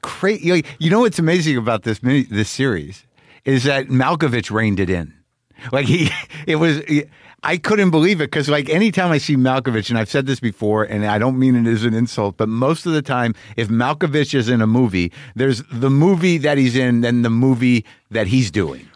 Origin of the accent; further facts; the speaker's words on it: New Mexico, United States; I grew up in New Mexico